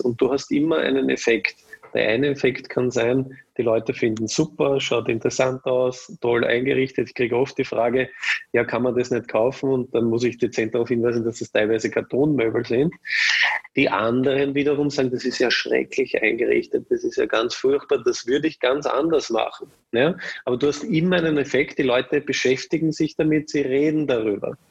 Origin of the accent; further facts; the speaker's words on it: Vienna, Austria; bin auch ein echter Wiener